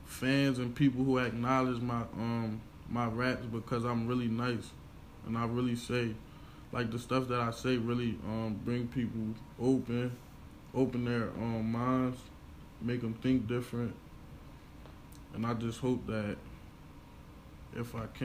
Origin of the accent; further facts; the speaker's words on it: Chester, Pennsylvania, United States; I'm from Chester, Pennsylvania.